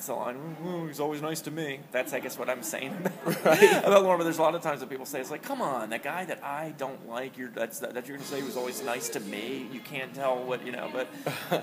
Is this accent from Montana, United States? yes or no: no; Harrisburg, Pennsylvania, United States; It's where I grew up. I grew up in Harrisburg.